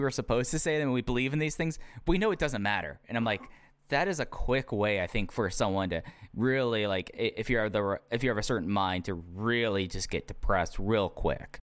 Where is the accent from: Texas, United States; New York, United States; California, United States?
Texas, United States; growing up in Texas.